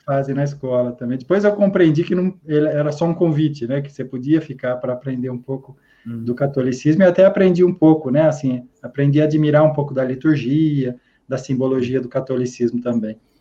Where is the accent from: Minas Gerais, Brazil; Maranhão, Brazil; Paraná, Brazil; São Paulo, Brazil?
São Paulo, Brazil; Araraquara; sou nascido e criado na Morada do Sol, em Araraquara, São Paulo